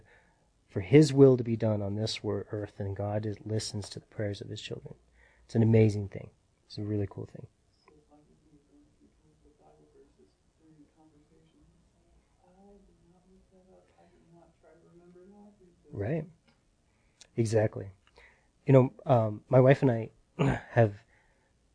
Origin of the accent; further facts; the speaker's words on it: United States; we're American